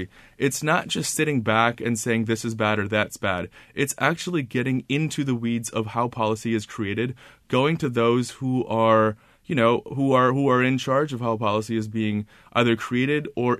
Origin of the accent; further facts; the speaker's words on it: United States; So I am an American Muslim, and I moved to Washington, D.C. after college in early 2010, and I got an internship on Capitol Hill on the Senate side.